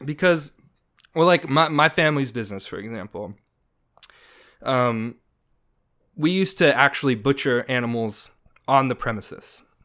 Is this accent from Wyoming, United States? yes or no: no; Indiana, United States; moved away; I grew up in Indiana, so not New York